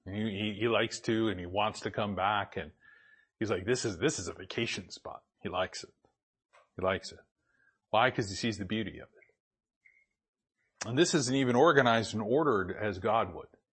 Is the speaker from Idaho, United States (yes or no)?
yes; Boise, Idaho, United States; moved away; also born or lived in Spokane / Portland; I grew up in Boise.